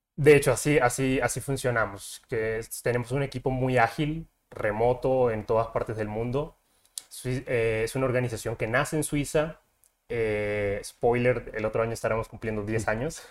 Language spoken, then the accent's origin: Spanish; Colombia; moved away as an adult; now in Mexico; soy de Colombia, llevo ya aquí en México cinco años